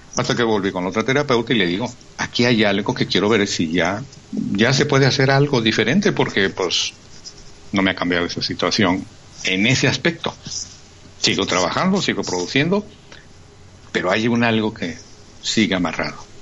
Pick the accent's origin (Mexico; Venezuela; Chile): Mexico; Chiapas; moved away; soy de Chiapas.